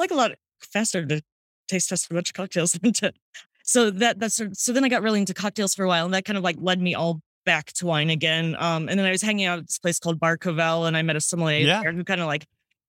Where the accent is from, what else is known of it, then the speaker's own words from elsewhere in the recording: St. Louis, Missouri, United States; now in New York, United States; St. Louis, Missouri.